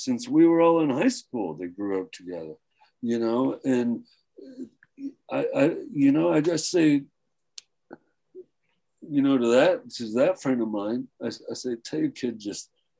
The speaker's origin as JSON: {"language": "English", "town": "Flint", "region": "Michigan", "country": "United States", "said": "I was from Flint, so you gotta have … in there."}